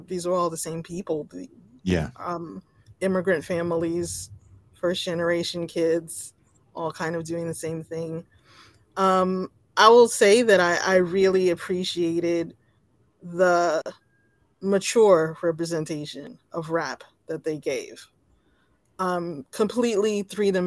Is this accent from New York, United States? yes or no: yes; New York City, New York, United States; I'm from the Jamaica, Queens area.